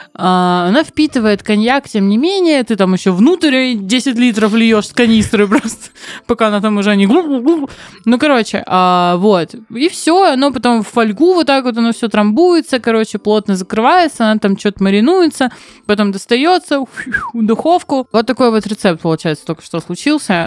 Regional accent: Novorossiysk, Krasnodar Krai, Russia; я из Новороссийска

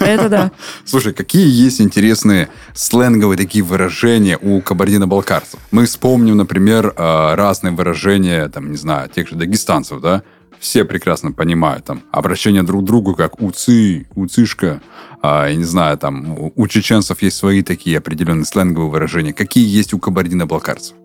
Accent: Urals, Russia; now in Krasnodar, Russia; я рос на Урале

